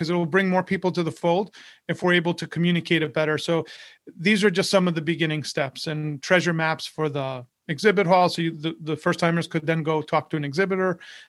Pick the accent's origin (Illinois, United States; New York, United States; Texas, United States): New York, United States; moved away; So when I first moved to Florida, I grew up in New York, and I moved to Florida, I didn't know anyone.